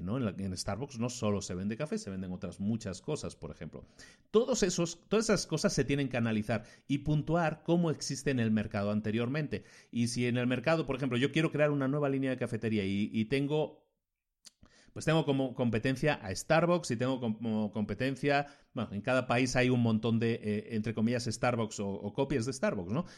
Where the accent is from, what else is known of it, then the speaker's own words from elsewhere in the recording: Spain; vengo de España